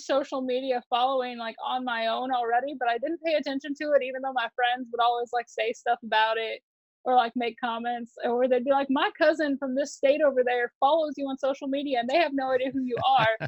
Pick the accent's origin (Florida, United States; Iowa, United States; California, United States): Iowa, United States; moved away as an adult; now in Texas, United States; I'm originally from Iowa. So I grew up doing a little bit of everything.